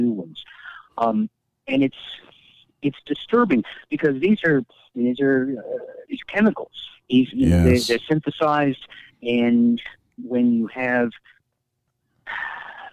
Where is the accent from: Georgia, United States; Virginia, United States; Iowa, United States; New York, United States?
Iowa, United States; now in Portland, United States; I grew up in Iowa